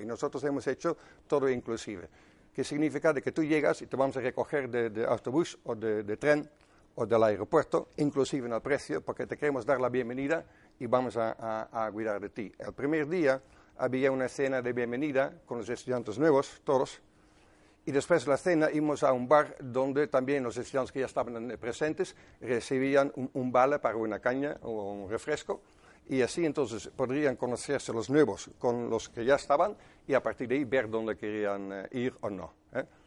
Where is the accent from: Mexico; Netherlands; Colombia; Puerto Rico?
Netherlands; Spanish is a second language; moved away; Soy holandés, de 57 años